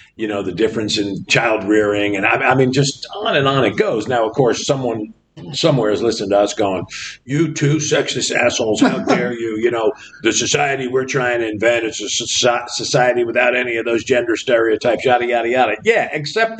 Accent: New Jersey, United States; Growing up in the Northeast

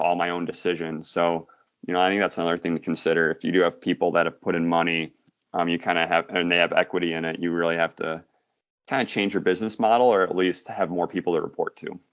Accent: Michigan, United States; I'm from Michigan

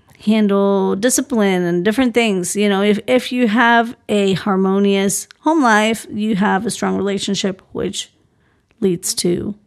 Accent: Colombia; Yeah. And I am Colombian. I'm from Colombia, born and raised in Colombia.

